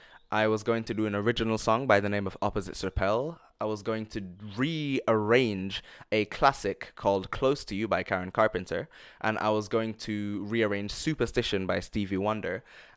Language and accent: English; London, United Kingdom; also born or lived in Jamaica; just this little kid growing up in London and Jamaica just coming out and doing this